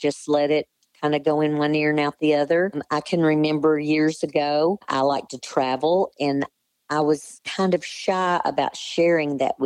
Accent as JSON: {"language": "English", "town": "Lone Oak", "country": "United States", "tie": "born or raised there", "also_born_or_lived": "Bryant, Arkansas", "moved": "as an adult", "said": "I was raised in Lone Oak and went to school all 12 years there"}